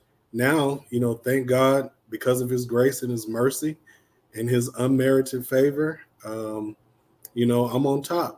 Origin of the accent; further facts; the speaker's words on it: Duarte, California, United States; moved away as an adult; now in Texas, United States; I'm originally from California, born and bred in the L.A. area, little town called Duarte, California. Is where I went to school